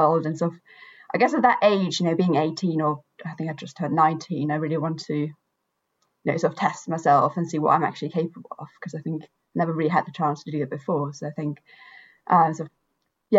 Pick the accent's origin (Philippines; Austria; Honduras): Austria; moved away as an adult; also born or lived in Edinburgh, Scotland; I'm from Austria, so I grew up, you know, right by the mountains